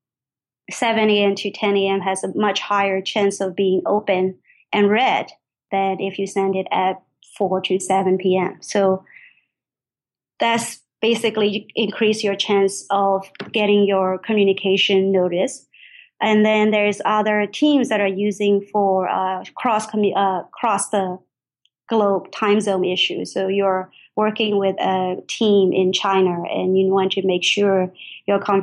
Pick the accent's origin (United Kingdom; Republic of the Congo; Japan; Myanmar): Myanmar; moved away as an adult; now in United States; I grew up in Burma, and then I came to the United States for college.